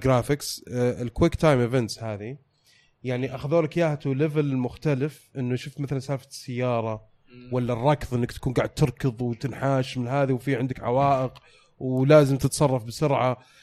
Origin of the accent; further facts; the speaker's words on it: Saudi Arabia; عندنا في السعودية